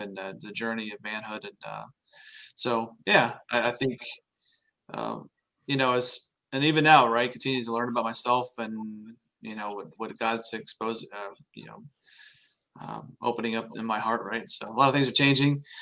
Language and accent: English; Oklahoma, United States; moved away as an adult; also born or lived in Germany; now in Indiana, United States; I'm originally from Oklahoma and traveled around. I've been, raised in Oklahoma